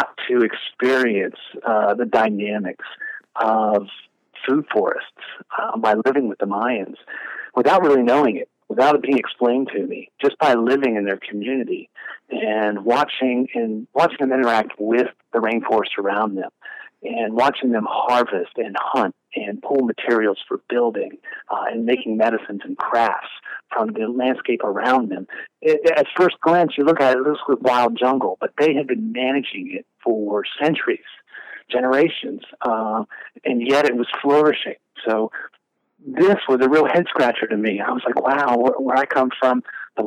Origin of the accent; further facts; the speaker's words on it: Appalachia, United States; moved away as an adult; also born or lived in Latin America; I'm originally from Appalachia here in the mid-Atlantic coast, but at the age of 20, I took myself down to Latin America